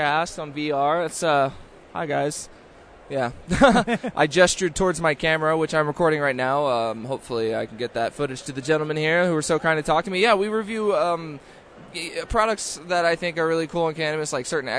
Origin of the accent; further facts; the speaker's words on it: Texas, United States; moved away; I'm from Texas originally